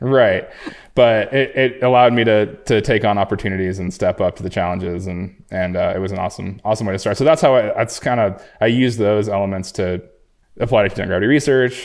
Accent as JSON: {"language": "English", "town": "Jackson", "region": "Wyoming", "country": "United States", "tie": "born or raised there", "said": "I grew up in Jackson, Wyoming"}